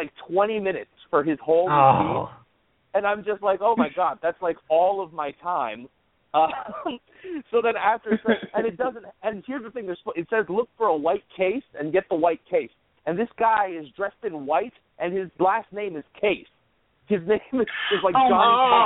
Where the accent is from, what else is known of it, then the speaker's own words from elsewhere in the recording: Hawaii, United States; I'm from Hawaii. I was born and raised in Hawaii.